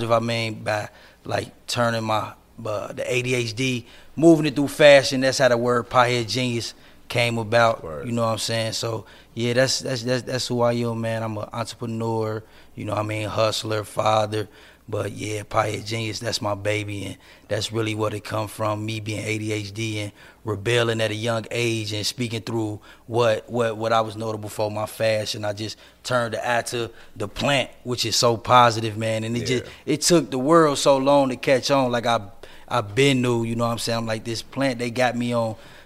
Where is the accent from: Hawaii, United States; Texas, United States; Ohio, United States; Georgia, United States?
Ohio, United States; Cincinnati; I'm from Cincinnati, Ohio. 29 years old, man. I come from a neighborhood in Cincinnati.